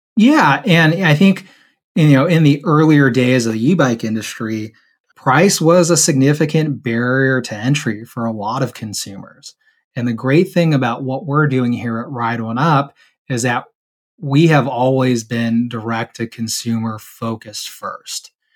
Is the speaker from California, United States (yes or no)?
yes; San Diego, California, United States; I grew up actually in San Diego, California